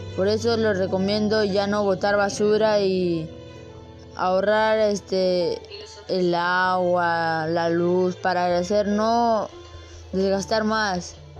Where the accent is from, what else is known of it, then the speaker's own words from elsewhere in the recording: Ventanilla, Callao, Peru; yo soy de Perú de Ciudad Lima. Este, soy de Pachacute, Ventanilla